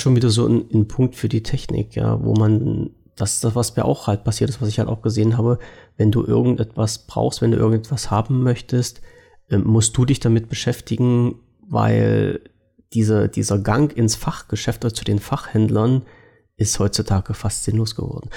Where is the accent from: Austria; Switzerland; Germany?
Germany; als Deutscher